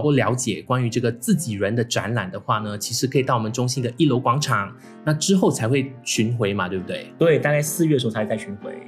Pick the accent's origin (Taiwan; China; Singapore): Singapore